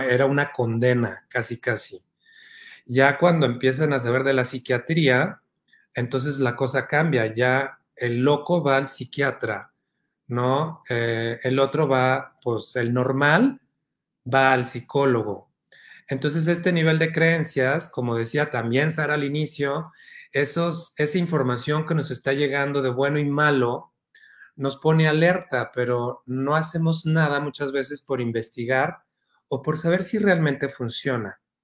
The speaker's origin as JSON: {"language": "Spanish", "region": "Oaxaca", "country": "Mexico", "tie": "born or raised there", "said": "me crié una gran parte en Oaxaca"}